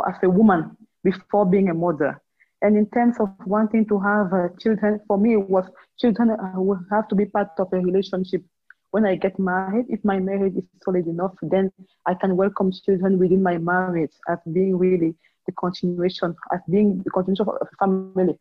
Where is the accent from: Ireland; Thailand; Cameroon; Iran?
Cameroon; I'm from Cameroon and I'm currently teleworking also from home